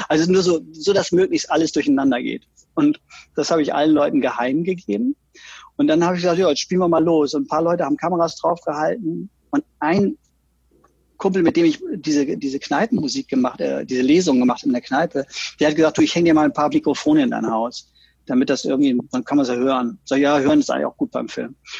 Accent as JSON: {"language": "German", "town": "Oldenburg", "region": "Lower Saxony", "country": "Germany", "tie": "born or raised there", "also_born_or_lived": "Berlin / Rostock", "moved": "as an adult", "said": "ich komme aus unfassbar spießigen Verhältnissen. Vater ist Apotheker. Wir waren fünf Kinder, so ein richtiger 50er Jahre Traumhaushalt mit dem Audi vor der Tür, immer den neuesten Audi. dann Super. später ein Golf Passat und ähm, alles sehr behütet und äh, Bungalow in Oldenburg"}